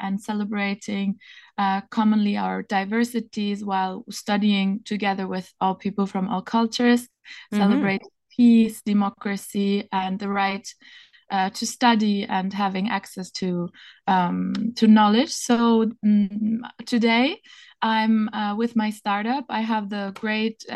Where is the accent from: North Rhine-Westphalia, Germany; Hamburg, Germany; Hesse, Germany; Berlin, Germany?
Berlin, Germany; moved away as an adult; also born or lived in Paris, France / Marseille, France; now in Venice, Italy; I was born and raised in Berlin